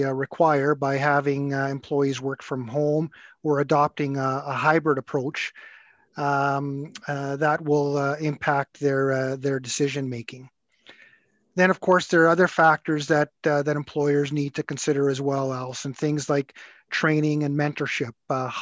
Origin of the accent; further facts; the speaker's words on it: Edmonton, Alberta, Canada; I was born and raised in Edmonton, graduated from the U of A Law School here